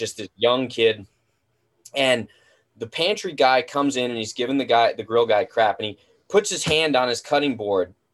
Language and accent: English; New Jersey, United States; now in Southern California, United States; I grew up in Jersey.